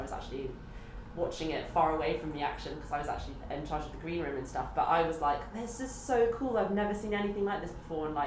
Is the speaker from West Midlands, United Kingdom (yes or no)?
no; London, United Kingdom; I'm from London, so like, this is home, and like, this is all I know